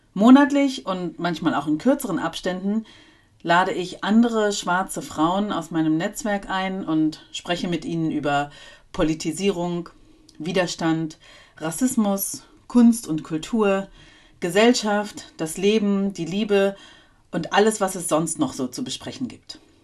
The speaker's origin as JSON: {"language": "German", "country": "Germany", "tie": "born or raised there", "also_born_or_lived": "East Germany (GDR)", "said": "geboren in der damaligen DDR, wo ich auch teilweise meine Kindheit verbracht habe und dann aufgewachsen in Westdeutschland"}